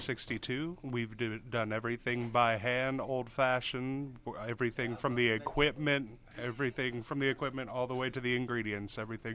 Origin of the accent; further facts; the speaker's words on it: New Jersey, United States; now in Cookeville, United States; I'm from a small town in New Jersey.